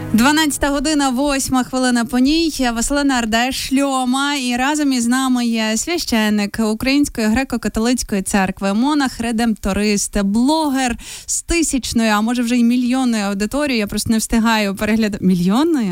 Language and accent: Ukrainian; Novoyavorivsk, Lviv Oblast, Ukraine; мого рідного Новояворівська